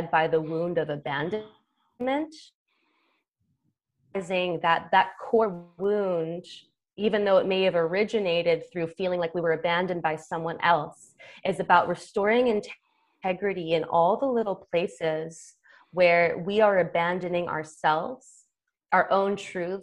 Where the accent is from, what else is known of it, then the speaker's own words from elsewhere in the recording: United States; I come from American culture